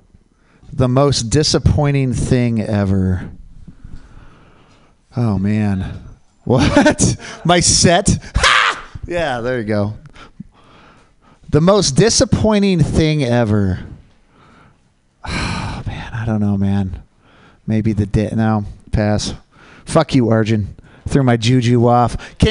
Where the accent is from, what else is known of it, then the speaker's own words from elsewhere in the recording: Oregon, United States; I'm from Oregon